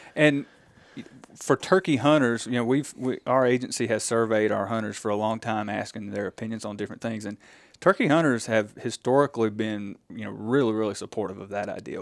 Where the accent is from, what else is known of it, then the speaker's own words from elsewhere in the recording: Silver Creek, Mississippi, United States; I am originally from Silver Creek, Mississippi.